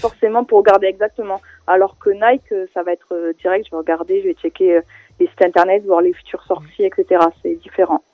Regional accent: Perpignan, Occitania, France; moved away as an adult; now in Paris, France; Je viens de Perpignan, dans le sud de la France, et ça fait maintenant 7 ans que je suis sur Paris

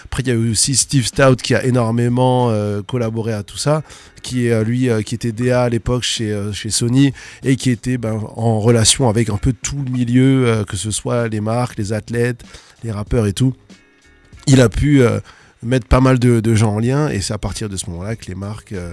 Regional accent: Alsace, Grand Est, France; il est quand même venu chez nous en Alsace.

